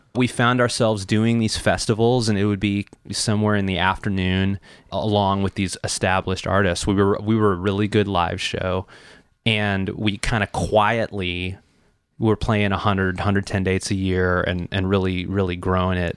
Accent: Chicago, Illinois, United States; moved away; I grew up in Chicago, Illinois

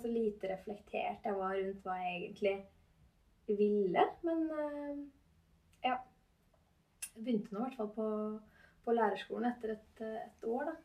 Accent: Gjøvik, Innlandet, Norway; moved away as an adult; now in Trondheim, Norway; jeg er født og oppvokst

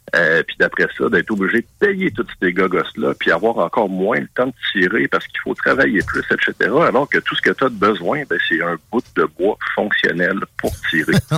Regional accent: Quebec, Canada; Nous autres, évidemment, au Québec

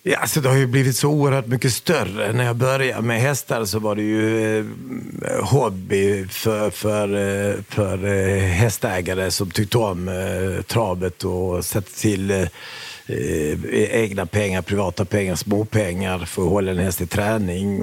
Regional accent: Sweden; vi flyttade till Sverige när jag var sju och ett halvt år gammal

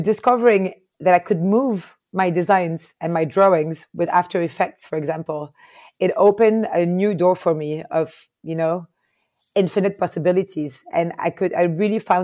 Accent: Paris, Île-de-France, France; moved away as an adult; also born or lived in Lebanon / Palestine / United States; now in Lisbon, Portugal; I grew up in Paris.

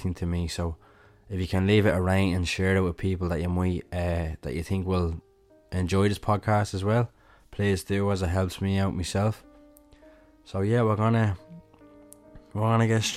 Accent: Dublin, Leinster, Ireland; I'm from Dublin

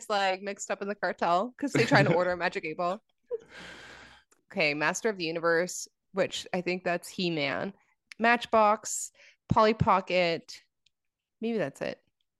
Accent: Canada; American Girl dolls, which we didn't have because we're Canadian.

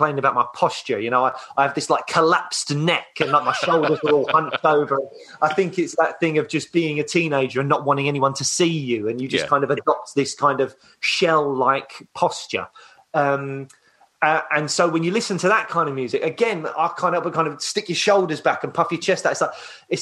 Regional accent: London, United Kingdom; also born or lived in Croydon; I grew up in Peckham. So, mainly all just like South London

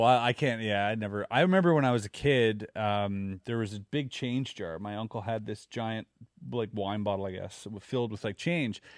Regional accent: Germany; now in Quebec, Canada; growing up in Germany

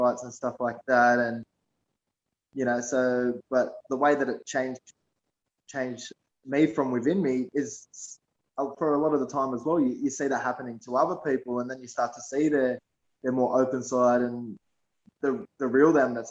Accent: Sydney, New South Wales, Australia; I grew up in West Sydney in Shelby, which is in Mount Druitt.

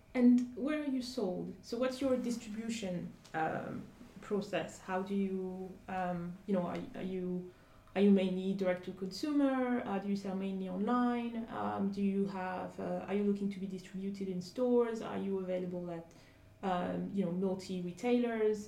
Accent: Côte d’Ivoire; I grew up in in Ivory Coast

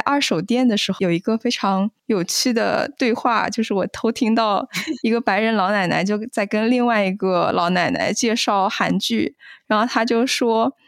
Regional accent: China; also born or lived in Midwest, United States; now in United States; 我自己作为中国人，我是从来没有过这样的体验的。

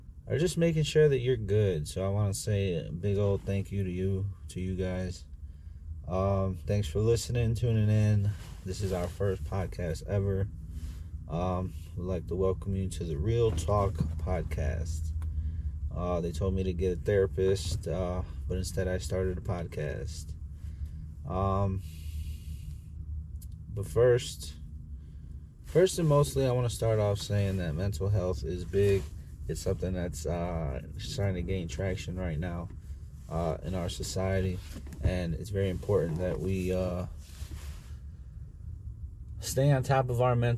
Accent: Chicago, Illinois, United States; I'm from South Chicago

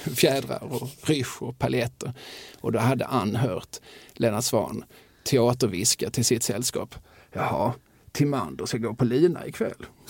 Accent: Eslöv, Skåne, Sweden; jag är uppvuxen i Eslöv

